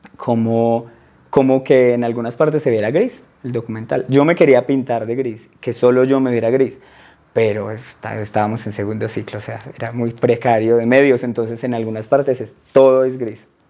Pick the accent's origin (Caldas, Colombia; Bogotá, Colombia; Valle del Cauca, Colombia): Caldas, Colombia; Aguadas; moved away as an adult; also born or lived in Manizales / Soacha; now in Bogotá, Colombia; yo crecí en Aguadas